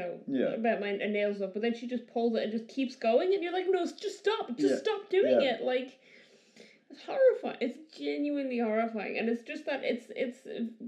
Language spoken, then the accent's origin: English; Ireland; I grew up in Ireland